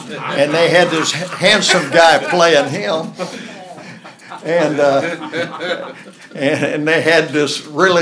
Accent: southwest Oklahoma, United States; moved away; I grew up in the Great Depression on a cotton farm in southwest Oklahoma

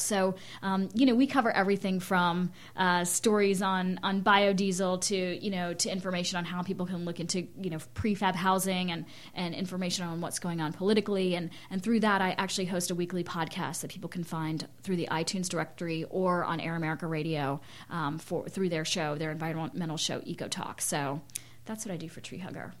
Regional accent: Winston-Salem, North Carolina, United States; moved away as an adult; also born or lived in Germany / India; now in Lawrence, United States; growing up in North Carolina, in Winston Salem

